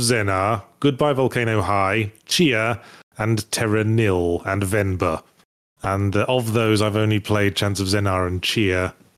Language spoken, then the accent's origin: English; Midlands, United Kingdom; I'm from the Midlands